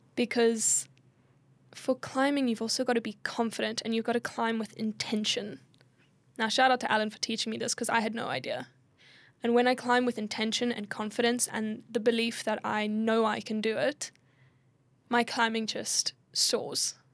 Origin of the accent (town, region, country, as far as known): South Africa; also born or lived in Perth, Australia